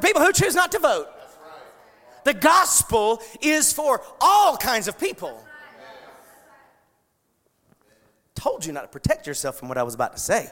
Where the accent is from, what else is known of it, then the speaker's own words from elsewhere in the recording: United States; I'm proud to be an American, and I will always be, and I've lived in a foreign country.